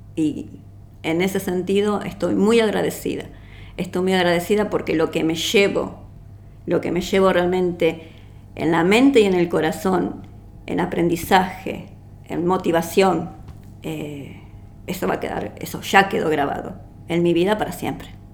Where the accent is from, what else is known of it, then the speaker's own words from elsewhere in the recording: Uruguay; now in Argentina; yo soy uruguaya y vivo aquí en la Argentina.